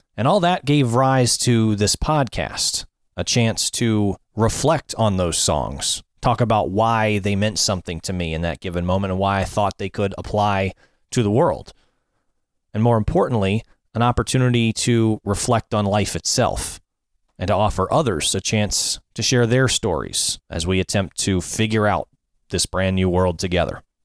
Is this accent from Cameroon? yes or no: no; Annandale, Virginia, United States; my hometown of Annandale, Virginia